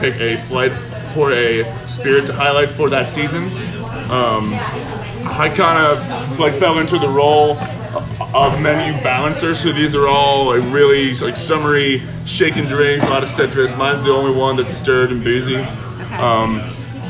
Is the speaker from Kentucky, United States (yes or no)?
yes; Edgewood, Kentucky, United States; now in Cincinnati, United States; I grew up in a suburb called Edgewood and went to high school down here